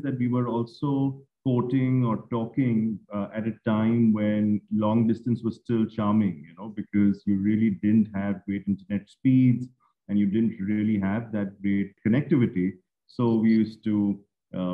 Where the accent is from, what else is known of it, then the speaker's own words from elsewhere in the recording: Mumbai, Maharashtra, India; I'm from Bombay